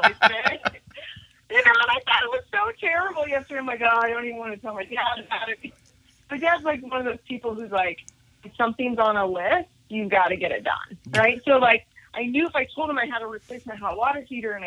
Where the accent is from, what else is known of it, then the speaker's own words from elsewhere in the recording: Nebraska, United States; also born or lived in Denver, Colorado; now in Jacksonville Beach, United States; I'm originally from Nebraska.